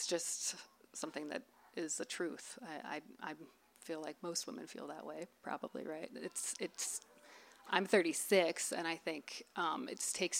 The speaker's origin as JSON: {"language": "English", "town": "Los Angeles", "region": "California", "country": "United States", "said": "I'm from Los Angeles"}